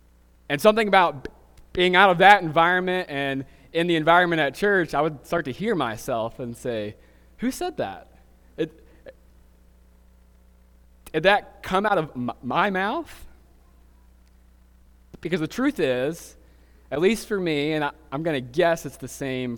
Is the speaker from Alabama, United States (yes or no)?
yes; Alabama, United States; accent: Southern; I'm from South Alabama, and she's from Atlanta, Georgia. And when we moved to Ohio just 5 years ago, there was a period of time where we got a lot of weird looks about our accents.